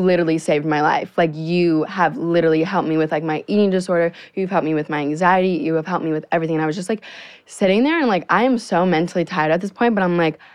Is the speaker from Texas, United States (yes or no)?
no; Naples, Florida, United States; moved away as an adult; now in Los Angeles, United States; I'm literally 17 years old and I live in Naples, Florida